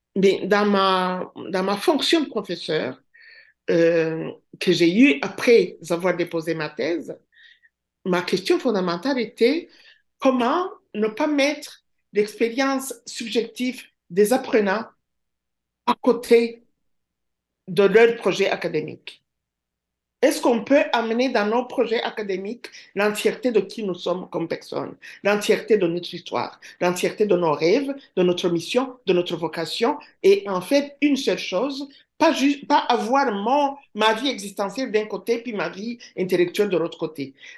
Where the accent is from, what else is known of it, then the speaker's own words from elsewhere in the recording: Rwanda; first language Kinyarwanda; French is a second language; moved away as an adult; now in Rimouski, Canada; j'étais partie du Rwanda